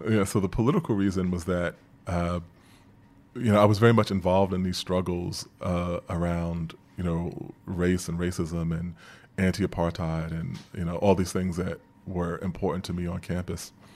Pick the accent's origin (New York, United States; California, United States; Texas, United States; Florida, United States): New York, United States; New York City; as a young person growing up in Queens